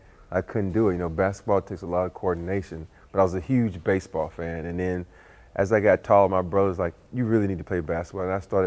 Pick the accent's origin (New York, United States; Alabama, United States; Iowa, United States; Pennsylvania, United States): Alabama, United States; Andalusia; the people I grew up in Andalusia, Alabama